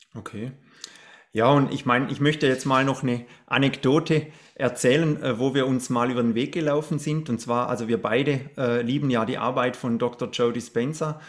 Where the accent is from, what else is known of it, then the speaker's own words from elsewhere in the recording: Black Forest, Baden-Württemberg, Germany; bei mir in der Straße, wo ich aufgewachsen bin